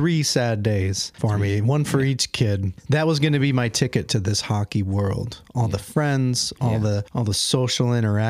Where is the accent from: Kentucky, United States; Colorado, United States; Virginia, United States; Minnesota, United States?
Minnesota, United States; I grew up in Minnesota